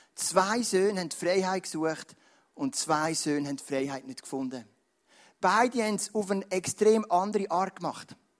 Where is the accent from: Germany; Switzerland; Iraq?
Switzerland; als Schweizer Christen